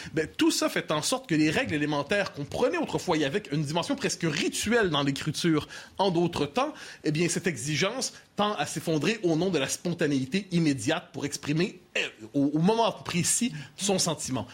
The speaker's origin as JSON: {"language": "French", "region": "Quebec", "country": "Canada", "tie": "born or raised there"}